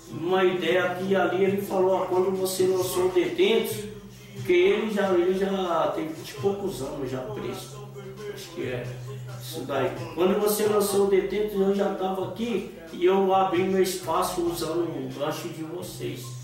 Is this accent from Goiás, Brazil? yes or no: no; São Paulo, Brazil; eu era de São Paulo